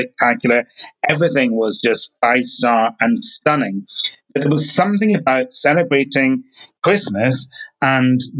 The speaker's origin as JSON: {"language": "English", "region": "Scotland", "country": "United Kingdom", "said": "my home country. It's stunning"}